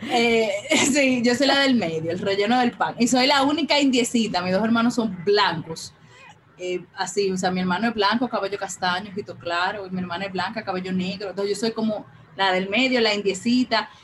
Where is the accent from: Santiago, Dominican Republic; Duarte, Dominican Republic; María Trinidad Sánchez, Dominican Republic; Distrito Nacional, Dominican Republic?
Distrito Nacional, Dominican Republic; Santo Domingo; Yo vivo en Santo Domingo, nací, me crié, crecí todo en Santo Domingo